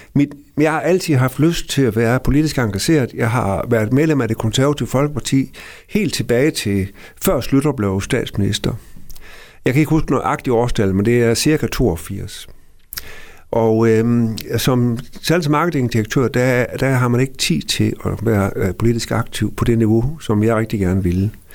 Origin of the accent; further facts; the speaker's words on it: Gammel Aalbo, by the Little Belt, Southern Denmark, Denmark; den lille bondedreng ude fra Gamle Ålbo herude ved Lillebælt, øh, hvor jeg er opvokset i en børneflok på seks.